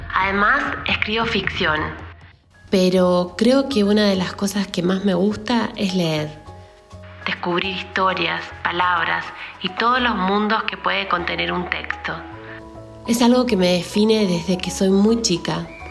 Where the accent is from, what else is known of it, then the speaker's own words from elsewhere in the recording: Argentina; moved away as an adult; also born or lived in Buenos Aires, Argentina; now in Santiago, Chile; Soy argentina y vivo en Santiago de Chile